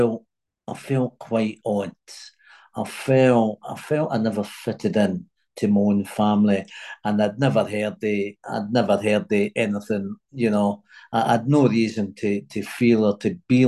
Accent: Glasgow, Scotland, United Kingdom; moved away; also born or lived in United States; I was born in Glasgow in Scotland, and I had my mum had a big family.

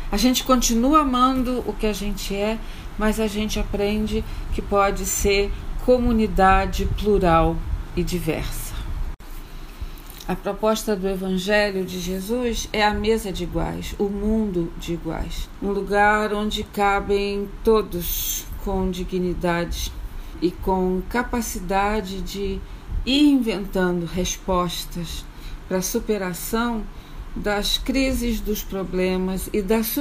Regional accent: Rio de Janeiro, Brazil; now in Angola; eu sou do Rio de Janeiro, sou pastora metodista e trabalho em Angola, num curso de teologia.

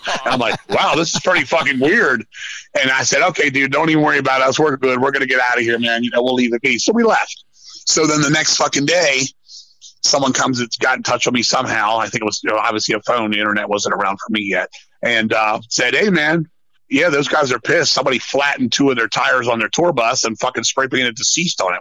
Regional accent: Virginia, United States; I'm from Virginia

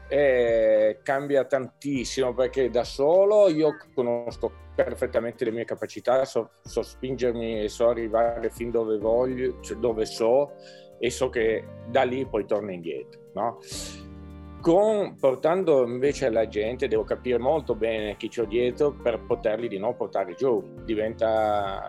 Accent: Novalesa, Piedmont, Italy; also born or lived in Turin; sono nato a Torino, però vivo qua a Novalesa da sempre

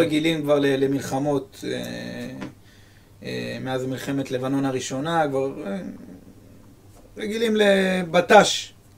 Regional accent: Netanya, Central District, Israel; יש בנתניה פרחי מזי, אני זוכר בגיל 12 הלכתי ו... ומה, ועשיתי שליחויות של אה, פרחים

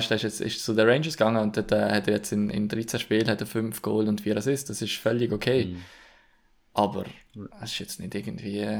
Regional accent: Switzerland; wo wir jetzt als Schweizer

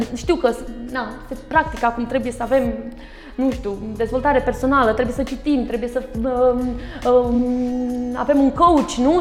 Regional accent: Galați, Galați County, Romania; un copil de 10 ani, într-un oraș nu foarte mare, nu eram în capitală, da, eu sunt gălățeancă

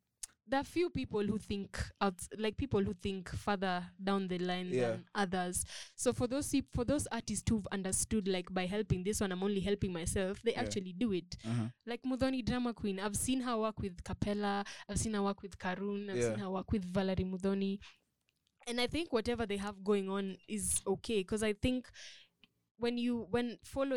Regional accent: Nairobi, Kenya; I'm from Umoja

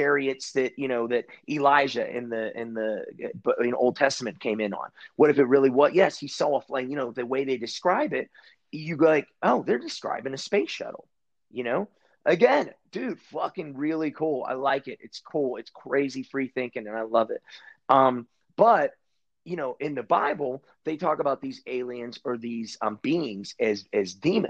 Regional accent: Pittsburgh, Pennsylvania, United States; I'm from Pittsburgh

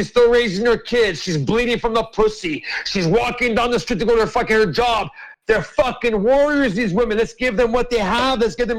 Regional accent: Canada; I grew up in this land. And I went to the Indian reservations. I went to the, listen, I'm not joking, dude. I went to all your ancient reservations around Canada growing up.

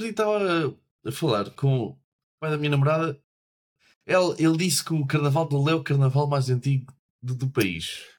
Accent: Portugal; somos um país do sul da Europa

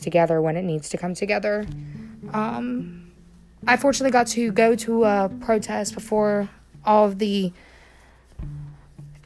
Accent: North Carolina, United States; here in my home state, which is North Carolina

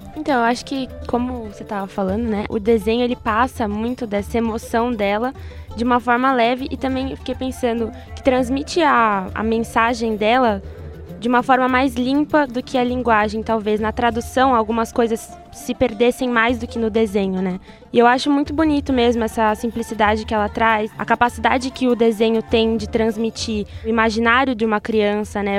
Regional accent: Brazil; como brasileiros

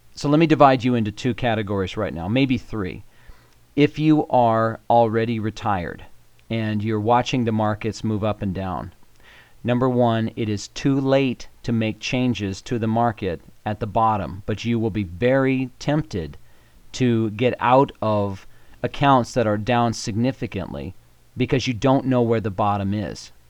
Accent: Colorado, United States; I am from Colorado. I hail from, I think, the prettiest state in the union.

